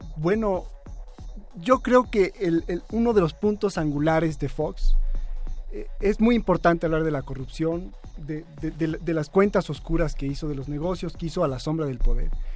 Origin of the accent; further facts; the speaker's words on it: León, Guanajuato, Mexico; soy de León, de León, Guanajuato, un lugar muy cercano a San Francisco del Rincón